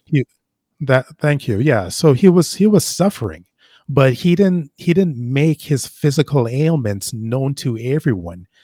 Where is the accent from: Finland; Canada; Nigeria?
Canada; Toronto, Ontario; also born or lived in Jamaica; When I was growing up in Toronto